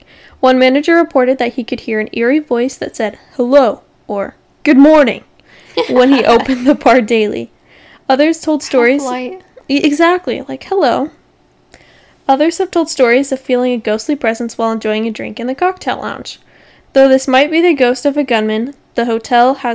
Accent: Arizona, United States; we are here from Arizona.

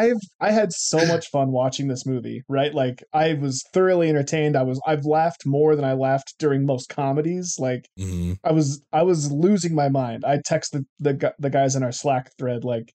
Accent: California, United States; I'm just like, I'm from California.

